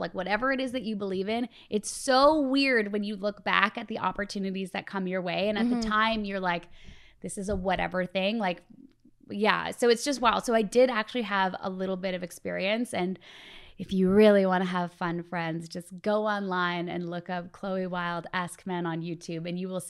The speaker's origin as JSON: {"language": "English", "country": "Canada", "tie": "born or raised there", "said": "I grew up in Canada, so you grow up loving Much Music."}